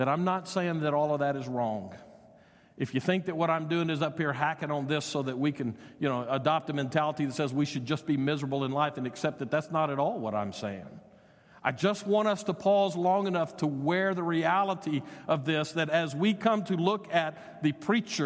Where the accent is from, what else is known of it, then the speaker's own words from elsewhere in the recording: United States; we as American citizens